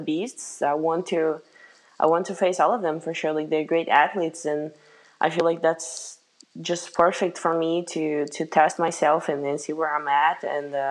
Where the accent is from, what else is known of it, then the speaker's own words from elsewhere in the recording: Brazil; moved away as an adult; now in United States; I had some friends like from my hometown, actually, back in Brazil